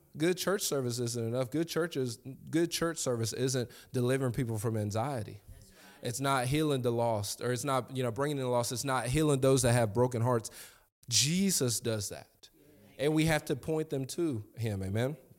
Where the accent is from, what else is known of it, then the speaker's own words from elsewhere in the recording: Lexington, United States; I'm from Lexington